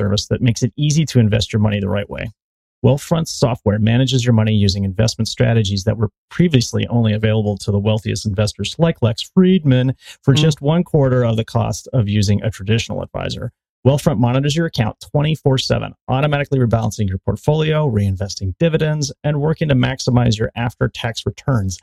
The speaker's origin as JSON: {"language": "English", "region": "Connecticut", "country": "United States", "tie": "born or raised there", "said": "I grew up in Connecticut"}